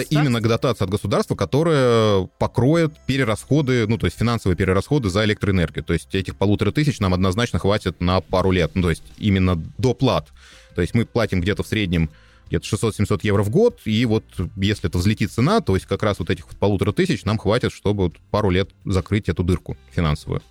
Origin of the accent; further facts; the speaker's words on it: Russia; moved away as an adult; also born or lived in Moscow; now in Austria; я из России